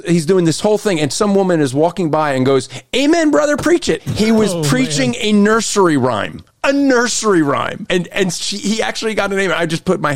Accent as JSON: {"language": "English", "region": "Pennsylvania", "country": "United States", "tie": "born or raised there", "said": "from Luxembourg, Pennsylvania. My home state"}